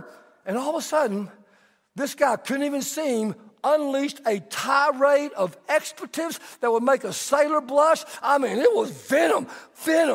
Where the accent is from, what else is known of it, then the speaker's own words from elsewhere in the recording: Texas, United States; I'm Texan